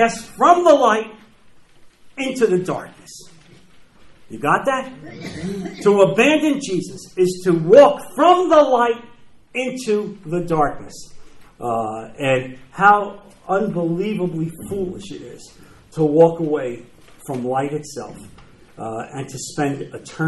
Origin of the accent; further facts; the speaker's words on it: New Jersey, United States; moved away; I'm from New Jersey.